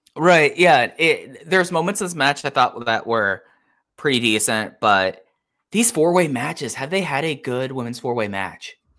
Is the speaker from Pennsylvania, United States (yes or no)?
no; Dallas, Texas, United States; growing up in Dallas Fort Worth